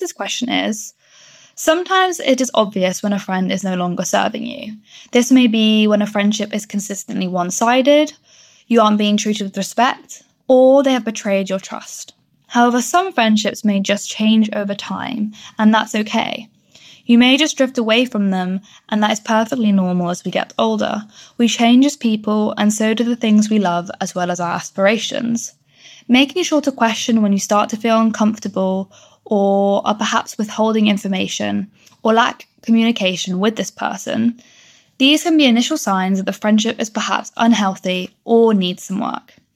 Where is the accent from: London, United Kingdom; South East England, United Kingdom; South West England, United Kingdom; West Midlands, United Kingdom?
South West England, United Kingdom; Bristol; I'm 20 years old and I'm from Bristol